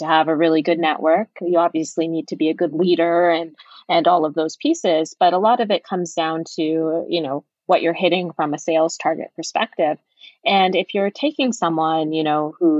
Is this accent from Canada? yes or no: yes; Canada